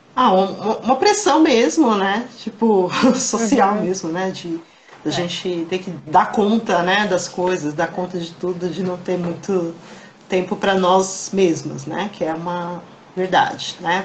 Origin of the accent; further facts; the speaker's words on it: Embu das Artes, São Paulo, Brazil; Eu sou de Embu